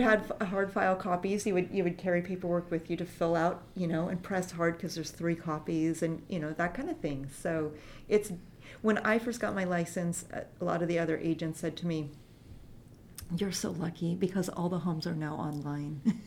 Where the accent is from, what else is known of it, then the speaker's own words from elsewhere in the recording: Longview, Washington, United States; I was born in Longview, Washington